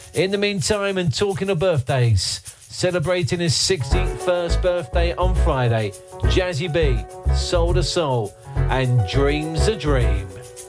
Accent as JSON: {"language": "English", "town": "Watford", "region": "East of England", "country": "United Kingdom", "tie": "born or raised there", "said": "my hometown of Watford."}